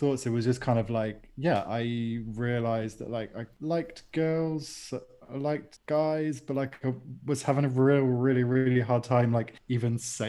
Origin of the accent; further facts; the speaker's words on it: Bristol, South West England, United Kingdom; moved away as an adult; now in Seville, Spain; Yeah, I'm from Bristol, but moved to Spain about 5 years ago.